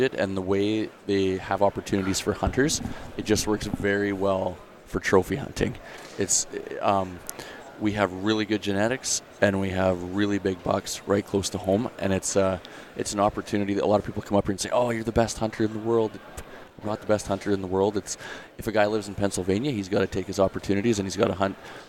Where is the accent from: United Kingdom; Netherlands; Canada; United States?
Canada; being a Canadian kid